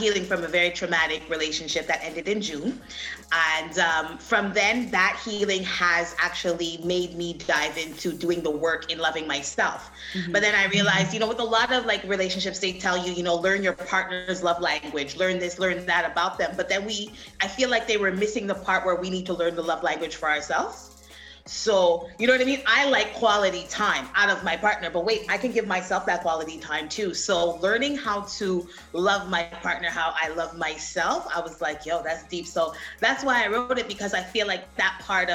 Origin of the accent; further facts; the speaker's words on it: Canada; I'm Canadian